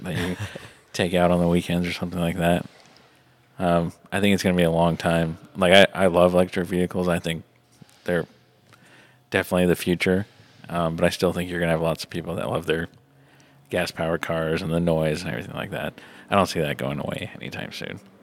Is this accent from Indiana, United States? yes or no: yes; Indiana, United States; also born or lived in Atlanta, Georgia; I've spent most of my life in Indiana